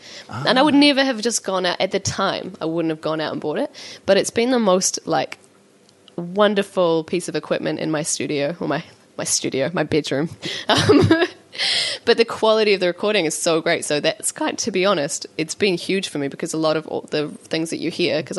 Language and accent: English; Auckland, New Zealand; I am from West Auckland